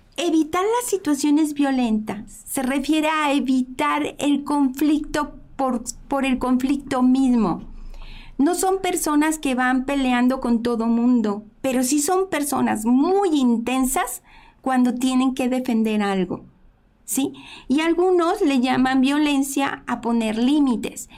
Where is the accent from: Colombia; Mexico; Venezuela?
Mexico; somos mexicanos